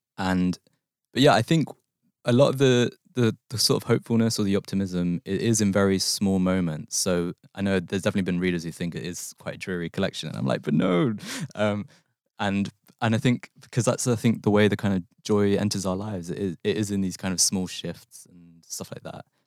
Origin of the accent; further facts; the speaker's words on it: London, United Kingdom; moved away as an adult; also born or lived in Manchester; the place I grew up in West London